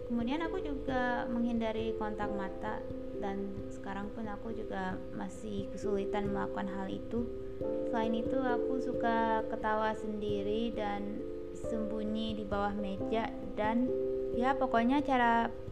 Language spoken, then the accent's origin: Indonesian; Indonesia; aku tinggal di Indonesia dan aku sendiri dibesarkan di Indonesia jadi ya udahlah pakai bahasa Indonesia aja